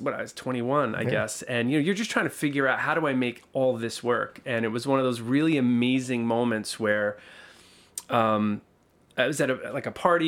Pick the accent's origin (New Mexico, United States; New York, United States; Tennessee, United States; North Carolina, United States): New York, United States; Calverton; also born or lived in Port Jefferson, New York / Deer Park, New York; I grew up a little bit further out east. I grew up in Calverton, went to Riverhead